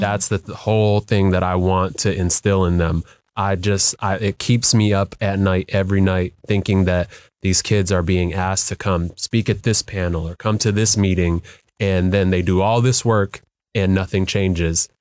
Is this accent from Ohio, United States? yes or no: no; Skyway, Washington, United States; the lives of my brother and sister were when we lived in Skyway